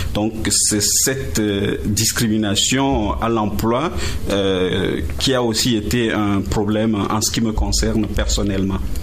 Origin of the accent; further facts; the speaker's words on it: Togo; moved away as an adult; also born or lived in Strasbourg, France / Montreal, Canada; now in Gatineau, Canada; J'ai quitté euh, le Togo pour faire mon, mon doctorat en France